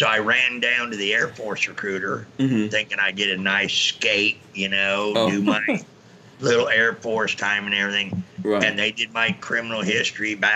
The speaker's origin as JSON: {"language": "English", "area": "Marin County", "region": "California", "country": "United States", "tie": "born or raised there", "said": "I was born in Marin County, California, just outside San Francisco"}